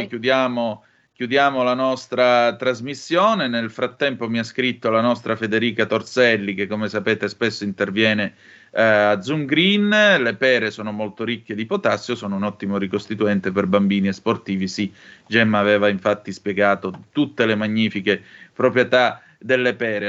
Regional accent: Calabria, Italy; moved away; tante mangiate di pere in campagna, eh, giù in Calabria

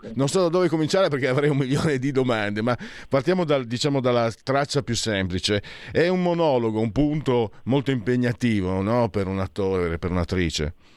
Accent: Friuli-Venezia Giulia, Italy; dalle mie parti, vengo da Friuli

